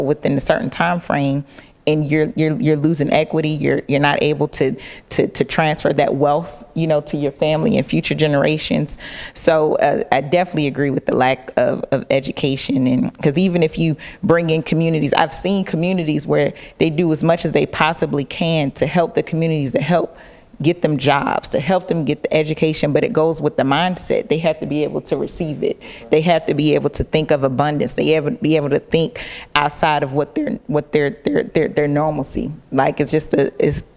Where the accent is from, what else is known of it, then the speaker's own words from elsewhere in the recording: Clayton County, Georgia, United States; also born or lived in Boston; now in Atlanta, United States; I didn't grow up in Atlanta, I grew up in Clayton County.